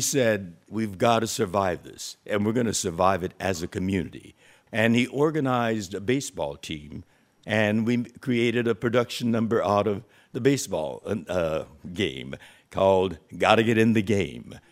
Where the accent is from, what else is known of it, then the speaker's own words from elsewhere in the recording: California, United States; we in California